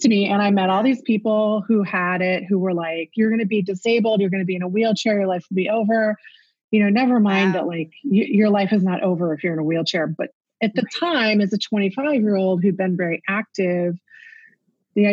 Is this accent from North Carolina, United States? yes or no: no; Houston, Texas, United States; moved away as an adult; also born or lived in Chicago area, Illinois; now in Chicago, United States; I'm originally from Houston. So people don't normally think of me as being a Texan. I mean, I've lived here in the Chicago area for more than 25 years. But I'm still a Texan at heart. I still say y'all all the time